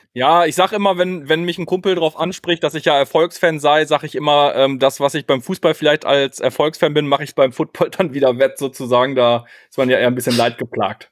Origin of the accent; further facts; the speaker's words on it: Münster, North Rhine-Westphalia, Germany; moved away; komme aus Münster, ähm, geboren, zwischendurch mal weggezogen, mittlerweile wieder hier lebend